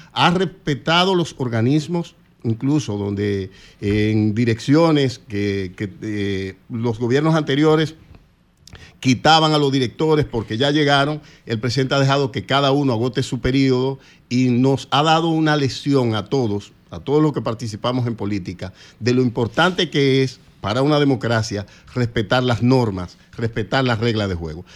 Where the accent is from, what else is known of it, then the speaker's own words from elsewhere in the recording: Azua, Dominican Republic; now in Santo Domingo, Dominican Republic; Yo soy de Asua